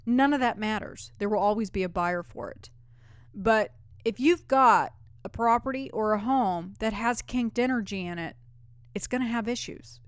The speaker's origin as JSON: {"language": "English", "region": "California", "country": "United States", "tie": "born or raised there", "moved": "yes", "lives_now": "Nashville, United States", "said": "I grew up in California"}